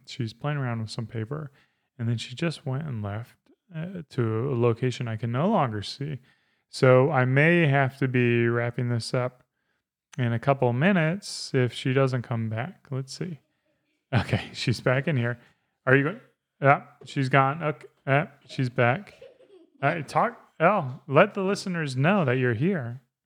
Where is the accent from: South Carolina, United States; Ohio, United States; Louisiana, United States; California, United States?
South Carolina, United States; I grew up in South Carolina